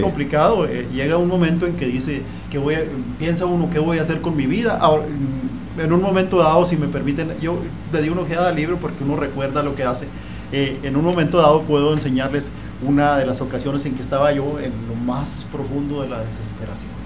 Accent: Chihuahua, Mexico; también soy de, soy de Chihuahua

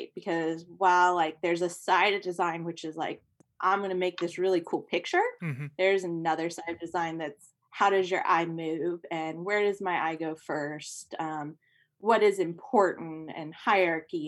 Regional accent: Ohio, United States; I grew up in Ohio.

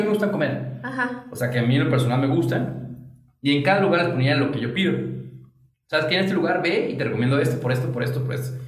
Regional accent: Guadalajara, Jalisco, Mexico; now in Aguascalientes, Mexico; yo soy de Guadalajara, pero ya soy hidrocálido por adopción.

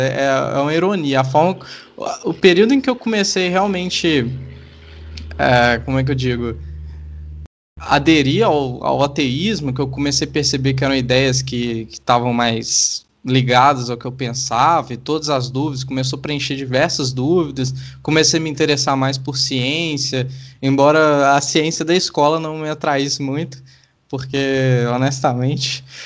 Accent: Sete Lagoas, Minas Gerais, Brazil; eu cresci em Sete Lagoas

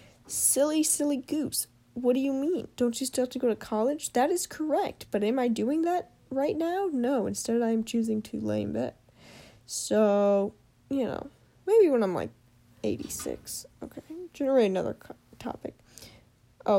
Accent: Illinois, United States; now in Missouri, United States; I actually was born in Illinois

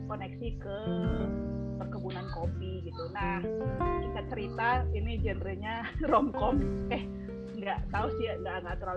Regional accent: Medan, North Sumatra, Indonesia; aku tuh aslinya dari Medan sebenarnya tapi aku belum pernah ke Aceh belum pernah ke Padang di Medan lompat langsung ke Jakarta

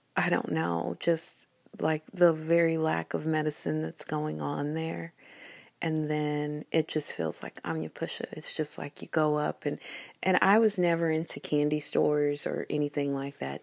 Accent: United States; little American kids

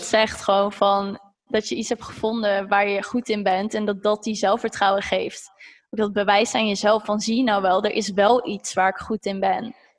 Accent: Zeist, Utrecht, Netherlands; ik kom zelf uit Zeist

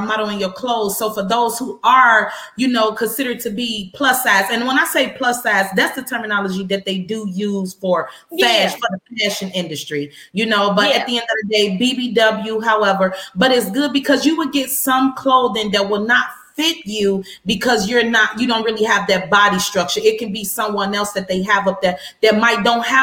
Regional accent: Chicago, Illinois, United States; now in Houston, United States; That's my hometown. That's where I'm from.

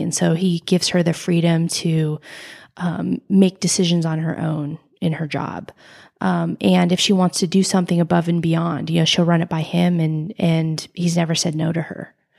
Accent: United States; I grew up in Lake Tahoe, a beautiful, beautiful place to grow up

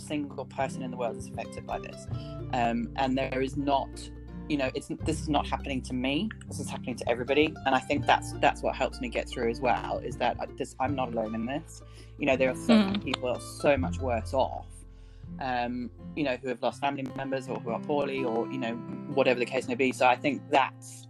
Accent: United Kingdom; being British

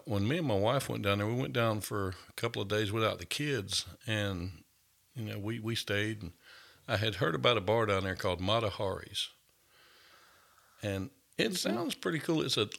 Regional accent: Augusta, Georgia, United States; I'm from Augusta or right outside of Augusta.

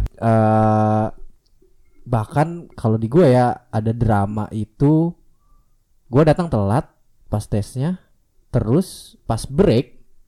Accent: Serang, Banten, Indonesia; gua dari Serang

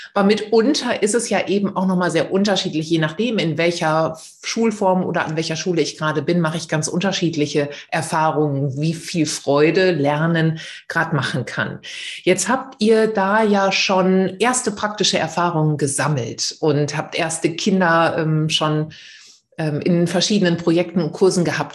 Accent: the Ruhr area, North Rhine-Westphalia, Germany; now in Essen, Germany; Ich bin ja auch hier aus dem Pott

